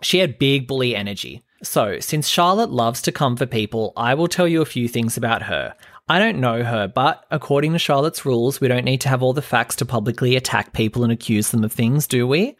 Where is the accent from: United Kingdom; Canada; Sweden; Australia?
Australia; I'm an Aussie